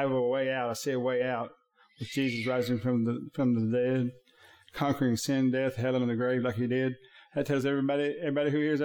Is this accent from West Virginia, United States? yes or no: no; Thackerville, Oklahoma, United States; I'm from Thackerville